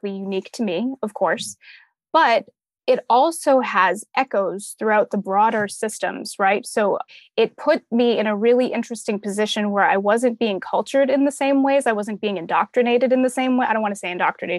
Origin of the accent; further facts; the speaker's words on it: Massachusetts, United States; moved away as an adult; also born or lived in Salem, Massachusetts / Atlanta, Georgia; now in Boston area, United States; I grew up in foster care in the Massachusetts foster care system